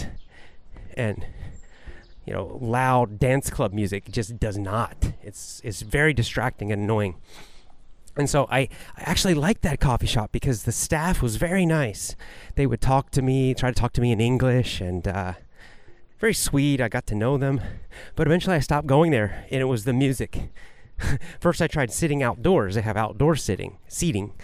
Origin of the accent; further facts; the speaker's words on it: United States; now in Japan; I'm American, living in Japan